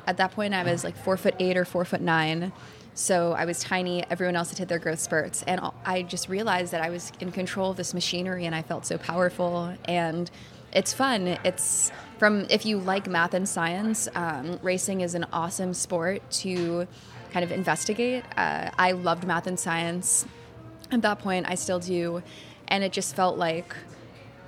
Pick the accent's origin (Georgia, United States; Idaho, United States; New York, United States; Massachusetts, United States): New York, United States; Cold Spring; moved away as an adult; now in Boston, United States; I grew up, like you said, in upstate New York in a tiny town called Cold Spring, about an hour and a half away from the city